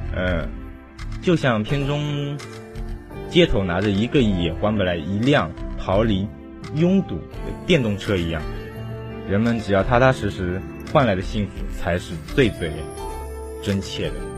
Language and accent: Chinese; China; 作为一个中国人